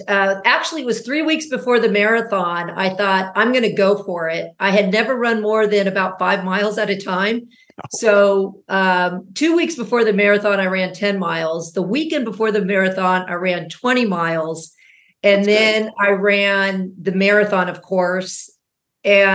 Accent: Laguna Niguel, California, United States; moved back to my hometown of Laguna Niguel

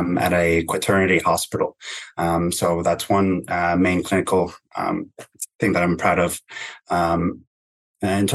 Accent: Canada; now in Brisbane, Australia; I'm Canadian originally

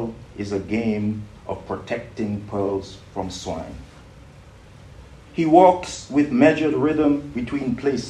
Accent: St. Kitts & Nevis; moved away; also born or lived in Britain; I grew up in St. Kitts

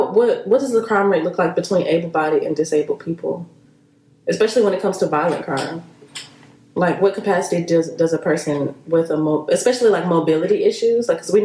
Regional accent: United States; being Black American

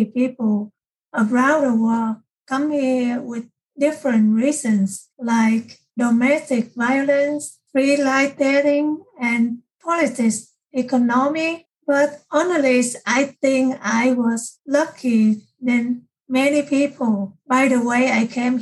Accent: Vietnam; English is a second language; moved away as an adult; now in United States; I learned English in my country when I was in middle school

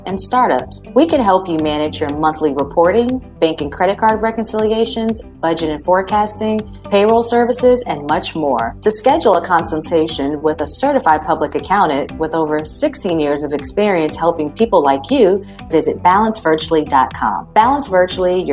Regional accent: Summerville, South Carolina, United States; So we're from the same hometown. We're from Somerville, South Carolina.

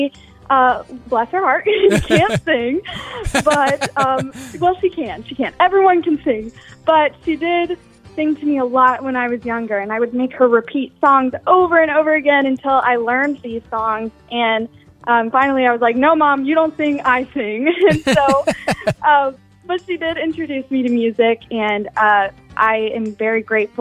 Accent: Charleston, South Carolina, United States; staying in Charleston, pursuing music

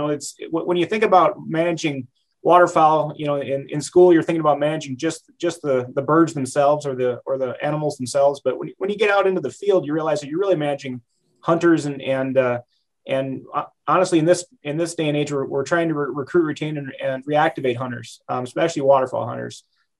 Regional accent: Eastern South Dakota, United States; I'm born and raised in Eastern South Dakota and here in the Huron area.

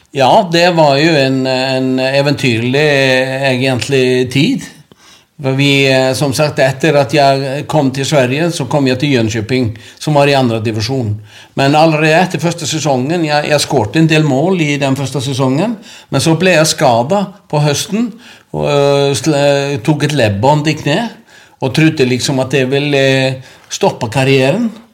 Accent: Akranes, Western Region, Iceland; Norwegian is a second language; moved away as an adult; also born or lived in Norway; Det er moderklubben min, og det er der jeg vokste opp

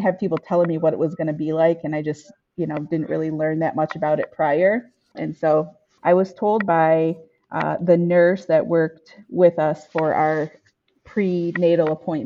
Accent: Michigan, United States; I am from Michigan, and I was born and raised in my community of Ojibwe and Odawa people. So I grew up around the reservation where my family is from

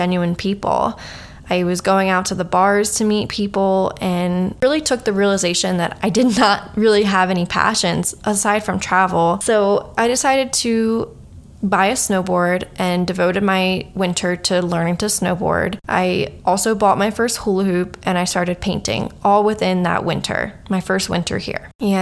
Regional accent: Baltimore, Maryland, United States; I was born and raised around the Baltimore, Maryland area

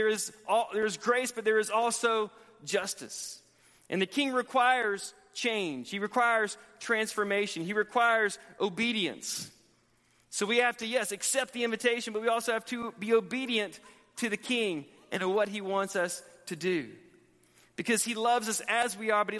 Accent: Montgomery, Alabama, United States; moved away as an adult; now in Texas, United States; where I grew up in Montgomery, Alabama

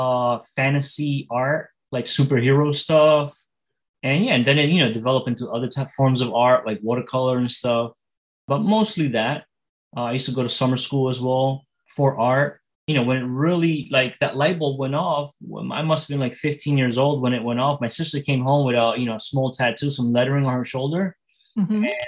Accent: Elizabeth, New Jersey, United States; I grew up in Elizabeth, New Jersey

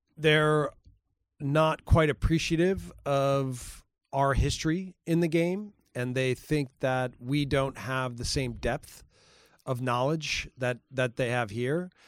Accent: Milwaukee, Wisconsin, United States; moved away; I grew up in Milwaukee, Wisconsin.

